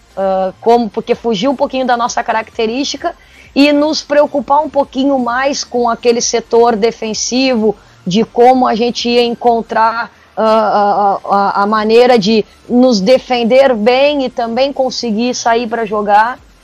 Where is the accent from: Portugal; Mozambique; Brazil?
Brazil; Porto Alegre, Rio Grande do Sul; eu sou de Porto Alegre, sou do sul do Brasil, e sempre tive todas as experiências aqui no Sul.